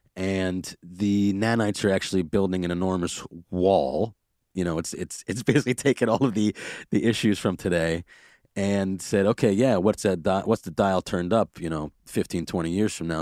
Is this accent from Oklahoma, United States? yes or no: no; New York City, New York, United States; I grew up in Brooklyn and I know that we and I had a lot of planes passing overhead